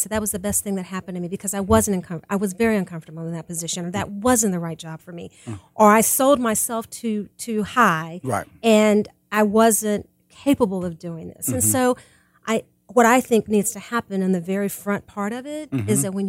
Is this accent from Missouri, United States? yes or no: yes; Kansas City, Missouri, United States; I grew up in Kansas City.